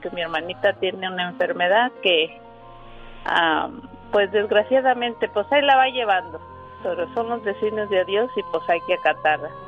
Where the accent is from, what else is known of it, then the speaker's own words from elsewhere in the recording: Nayarit, Mexico; De Nayarit, México.